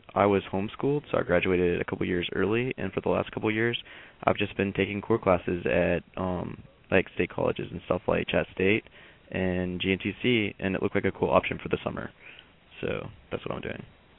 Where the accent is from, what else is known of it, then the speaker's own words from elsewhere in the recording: LaFayette, Georgia, United States; I'm from the student track, so it's a little bit different, but I am from Lafayette, Georgia, which is pretty close to Chattanooga. It's about an hour south of here.